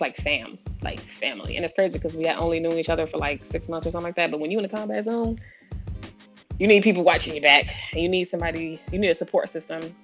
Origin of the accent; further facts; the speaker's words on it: San Diego, California, United States; moved away as an adult; I'm originally from San Diego